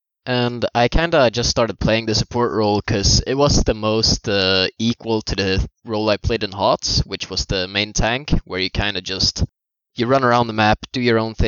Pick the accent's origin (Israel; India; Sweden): Sweden; I come from Sweden. I'm 20 years old.